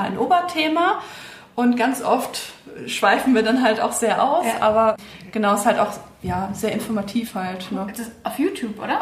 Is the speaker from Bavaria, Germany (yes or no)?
no; Bad Kreuznach, Rhineland-Palatinate, Germany; moved away as an adult; now in Mainz, Germany; ursprünglich bin ich eine gebürtige Kreiznacherin